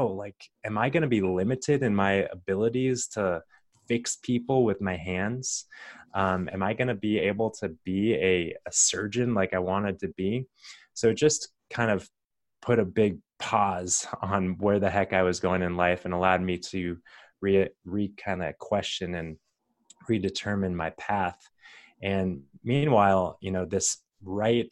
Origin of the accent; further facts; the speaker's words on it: Arizona, United States; growing up in Arizona and going to the University of Arizona